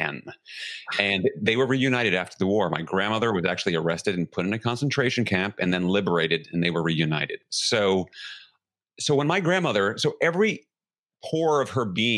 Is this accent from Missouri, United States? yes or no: no; New York City, New York, United States; I grew up in New York City in the 1970s